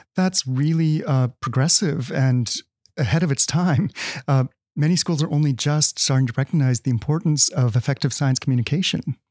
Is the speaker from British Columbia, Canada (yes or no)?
no; Winnipeg, Manitoba, Canada; I'm from Winnipeg